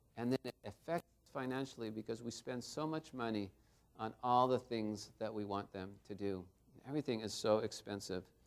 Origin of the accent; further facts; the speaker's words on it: Garden Grove, California, United States; I grew up in Garden Grove, not too far from here